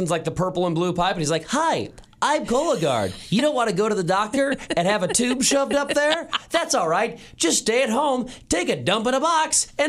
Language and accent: English; St. Louis, Missouri, United States; now in Kansas City, United States; Now, Mrs. Keller and I am originally from St. Louis. My wife originally from Chicago. We live in Kansas City now, so we don't have family in town.